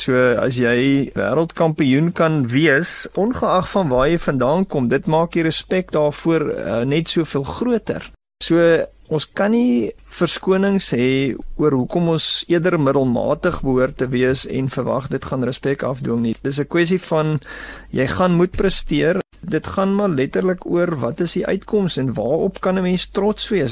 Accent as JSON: {"language": "Afrikaans", "country": "South Africa", "said": "as Suid-Afrikaners"}